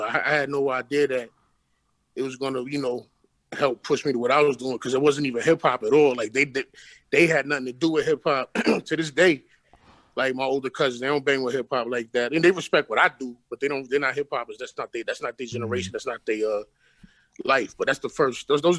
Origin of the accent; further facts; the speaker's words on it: Brooklyn, New York, United States; I'm from Brooklyn, man. But Bed-Stuy to be specific. Okay. But I've lived in multiple neighborhoods in Brooklyn. You know what I'm saying? But Bed-Stuy is definitely home base.